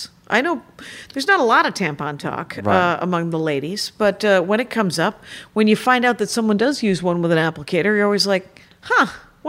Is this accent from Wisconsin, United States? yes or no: yes; Wisconsin, United States; my home state of Wisconsin